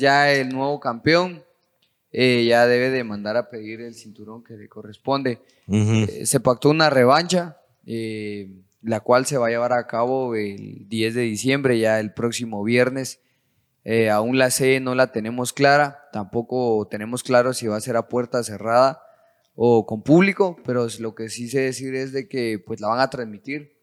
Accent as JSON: {"language": "Spanish", "region": "Quetzaltenango", "country": "Guatemala", "moved": "as an adult", "lives_now": "Guatemala City, Guatemala", "said": "soy del departamento de Quetzaltenango, orgullosamente súper chivo"}